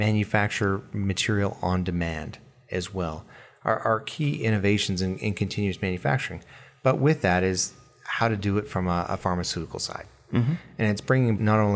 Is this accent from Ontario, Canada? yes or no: no; Alberta, Canada; I grew up in Alberta, Canada, with the oil industry